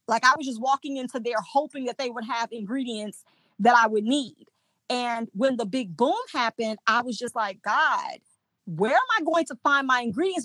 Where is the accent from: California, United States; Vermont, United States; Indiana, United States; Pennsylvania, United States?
Indiana, United States; moved away as an adult; now in Mississippi, United States; we went back home to Indiana where I'm from